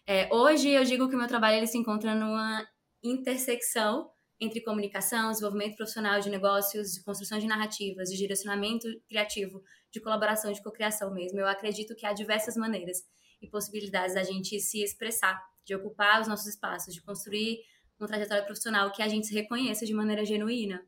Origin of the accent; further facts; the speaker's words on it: Ceará, Brazil; lá no Ceará, que é o meu estado, sou cearense